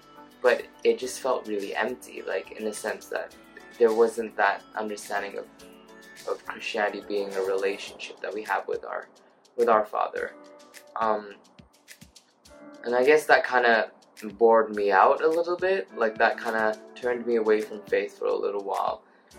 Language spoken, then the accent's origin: English; Hong Kong; also born or lived in Thailand; now in Surrey, United Kingdom; I'm from Hong Kong. Lived in Thailand for a little bit. And now I study at the University of Surrey